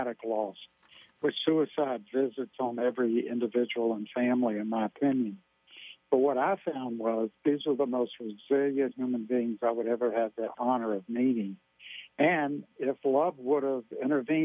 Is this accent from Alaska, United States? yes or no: no; Louisiana, United States; I'm from Louisiana